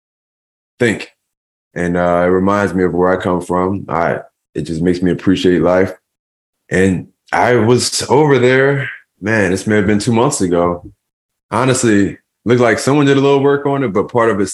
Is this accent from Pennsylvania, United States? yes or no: yes; Philadelphia, Pennsylvania, United States; we grew up in an abandoned house in North Philadelphia.